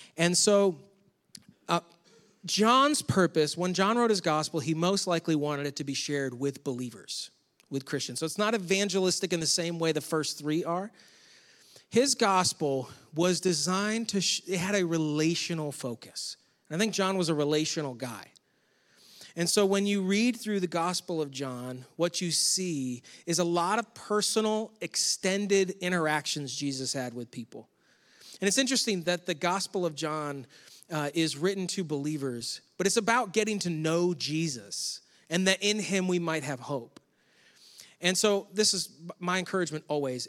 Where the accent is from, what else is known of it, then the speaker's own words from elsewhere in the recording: Rochester, New York, United States; moved away; I grew up near Rochester, New York